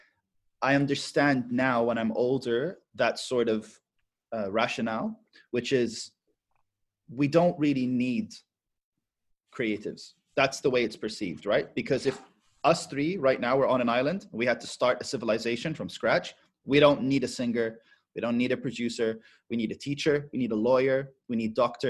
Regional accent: Abu Dhabi, United Arab Emirates; when we were raised in Abu Dhabi

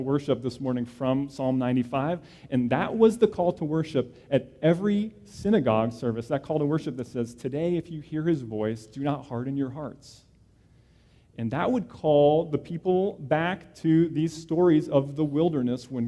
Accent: New Jersey, United States; I grew up in New Jersey

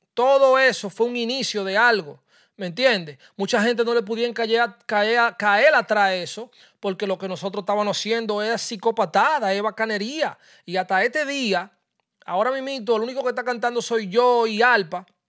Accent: Dominican Republic; yo soy dominicano

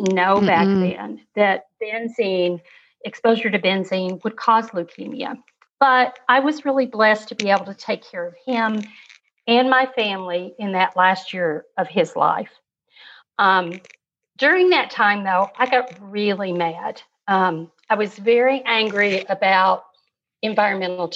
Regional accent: Kentucky, United States; also born or lived in Wyoming; my dad was transferred to Kentucky when I was about 8 years old.

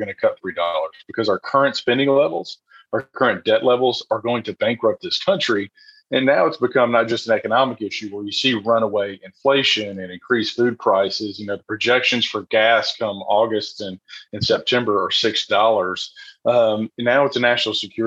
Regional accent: Franklin, Tennessee, United States; also born or lived in Maury County, Tennessee; I grew up here in Middle Tennessee, went to Franklin High School

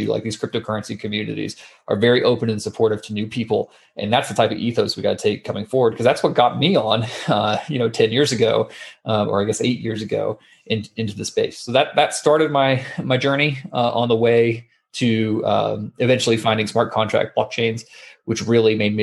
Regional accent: Atlanta, Georgia, United States; moved away as an adult; also born or lived in San Francisco; I grew up in Atlanta, Georgia, which is on the eastern side of the United States

